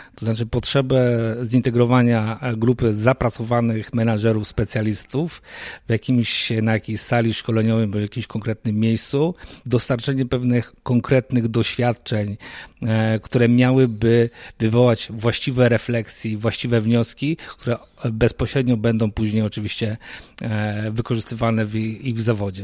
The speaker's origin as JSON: {"language": "Polish", "town": "Poznań", "region": "Greater Poland", "country": "Poland", "moved": "yes", "said": "Wywodzę się z tego samego miasta, gdzie ty teraz obecnie mieszkasz, z Poznania"}